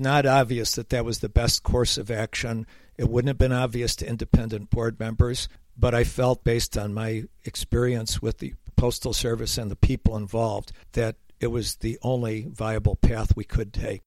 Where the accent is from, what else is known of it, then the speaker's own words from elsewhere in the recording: Rochester, New York, United States; moved away; I was recently up in my hometown of Rochester, New York